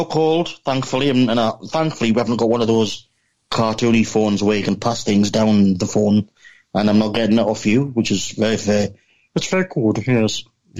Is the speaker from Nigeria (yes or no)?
no; Seaham, North East England, United Kingdom; accent: Geordie; you might have trouble with my accent because it's not your typical universally acknowledged British accent.